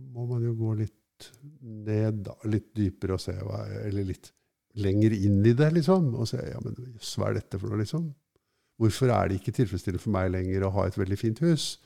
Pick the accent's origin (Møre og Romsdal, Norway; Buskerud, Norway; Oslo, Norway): Oslo, Norway; jeg er fra Norge og fra Oslo vest